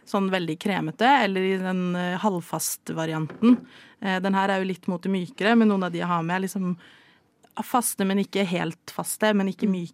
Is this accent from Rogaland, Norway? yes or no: yes; Stavanger, Rogaland, Norway; jeg er jo fra Stavanger